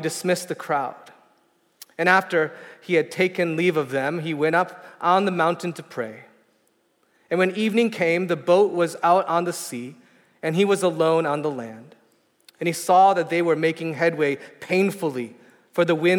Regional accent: outside of Detroit, Michigan, United States; now in San Francisco, United States; I grew up outside of Detroit

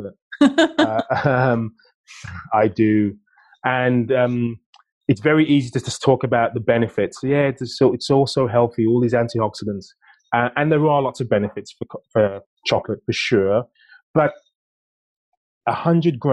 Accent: United Kingdom; being British

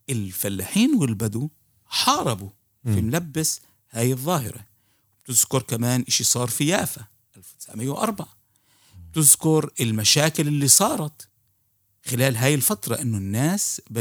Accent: Palestine; هاي الاشياء بنبدا نفهمها احنا كفلسطينيه

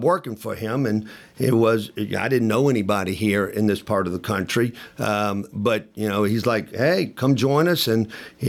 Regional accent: New Orleans, Louisiana, United States; moved away as an adult; also born or lived in Birmingham, Alabama / Memphis, Tennessee; I'm from New Orleans and ended up going to high school, a Jesuit high school in New Orleans

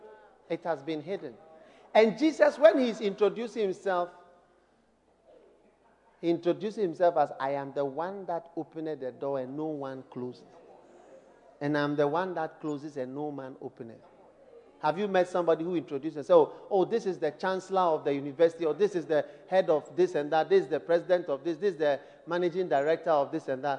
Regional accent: Ghana; I'm from Ghana

